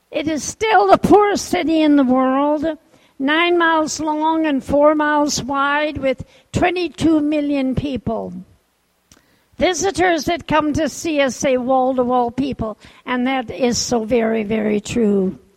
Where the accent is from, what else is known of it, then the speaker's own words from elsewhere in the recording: Japan; born there; I was born in Japan. My parents were missionaries at the time.